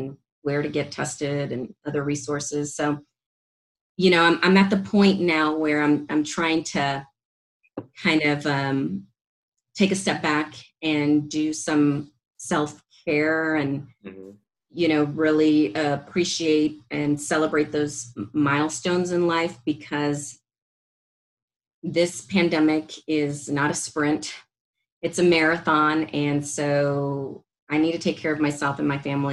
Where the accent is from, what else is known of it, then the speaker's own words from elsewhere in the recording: San Benito, Texas, United States; moved away as an adult; also born or lived in California; now in Austin, United States; I'm from South Texas, from the Rio Grande Valley. I'm from a small town, San Benito, on the border to Mexico, predominantly Hispanic community, and, you know, very humble beginnings.